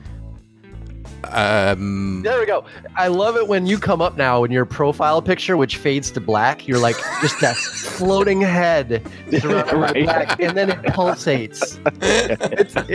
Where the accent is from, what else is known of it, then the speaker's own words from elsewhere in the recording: Chicago, Illinois, United States; I'm from Chicago